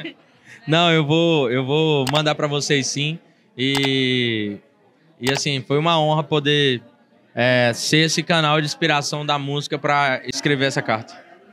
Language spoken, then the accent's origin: Portuguese; Tocantins, Brazil; a gente vem do Tocantins